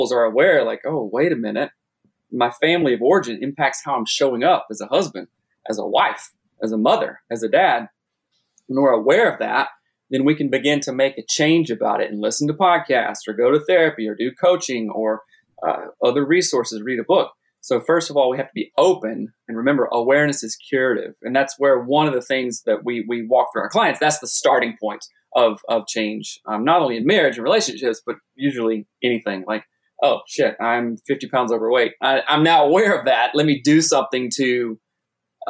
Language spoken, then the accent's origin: English; South Carolina, United States; moved away as an adult; also born or lived in Seattle; I'm from South Carolina originally, moved to Seattle when I was, I don't know, early 20s